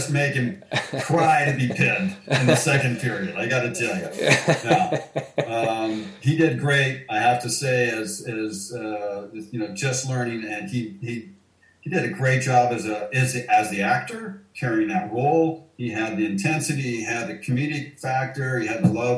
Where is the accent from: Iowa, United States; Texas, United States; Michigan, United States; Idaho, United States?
Idaho, United States; Coeur d'Alene; where I grew up in Coeur d'Alene